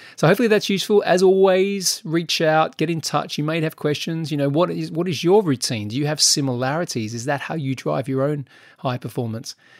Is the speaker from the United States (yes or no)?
no; Australia; now in United Kingdom; being an Australian